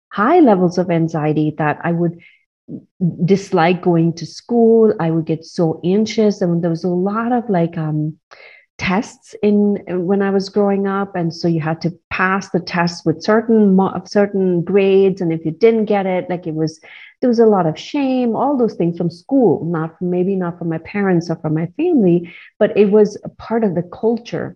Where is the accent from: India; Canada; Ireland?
India; I grew up in India